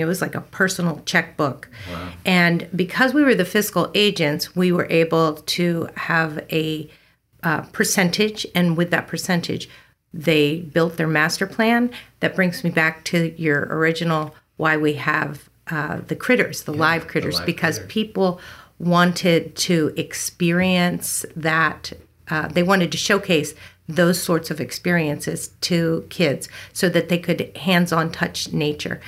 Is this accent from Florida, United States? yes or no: no; Newark, Delaware, United States; moved away as an adult; also born or lived in Elkton, Maryland / Dover, Delaware; now in California, United States; I grew up in Newark, Delaware, and then moved my formative years down to Dover and then up to the U of D for college